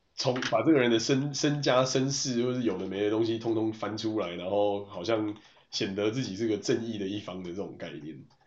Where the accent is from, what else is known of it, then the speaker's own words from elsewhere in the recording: Taiwan; 我们是台湾来的